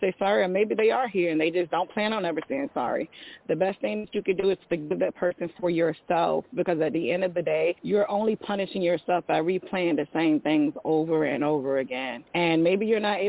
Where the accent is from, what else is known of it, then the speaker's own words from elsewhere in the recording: Virginia Beach, Virginia, United States; I'm from Virginia Beach